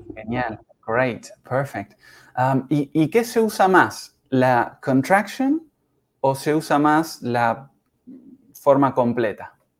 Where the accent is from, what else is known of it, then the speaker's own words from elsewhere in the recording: Uruguay; soy uruguayo en mi caso, I'm from Uruguay. Yo soy de Uruguay